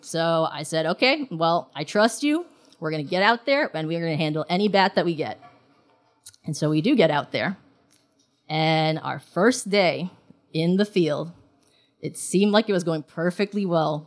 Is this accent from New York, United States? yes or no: yes; New York City, New York, United States; also born or lived in Hong Kong; I was born in Hong Kong and I grew up in New York City